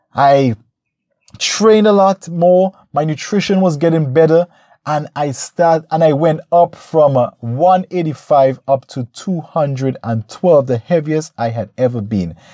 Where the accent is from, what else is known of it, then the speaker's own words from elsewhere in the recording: St. Vincent & Grenadines; my home country, Saint Vincent